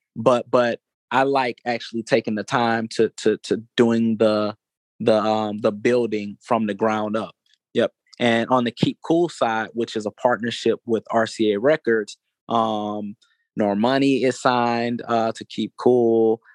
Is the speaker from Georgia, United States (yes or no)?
yes; Atlanta, Georgia, United States; I am an Atlanta native. That's something that I'm super proud of. Born and raised in Atlanta